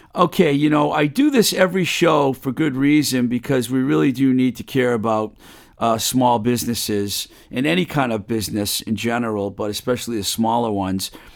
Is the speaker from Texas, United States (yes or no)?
no; Webster, Massachusetts, United States; my hometown of uh, Webster, Mass